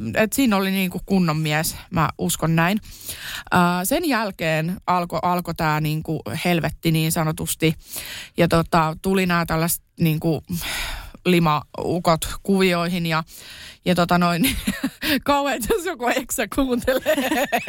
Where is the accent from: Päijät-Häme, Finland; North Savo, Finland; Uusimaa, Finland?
Uusimaa, Finland; Kerava; also born or lived in Tampere; Mä oon siis Keravalta lähtöisin lapsuuteni elänyt siellä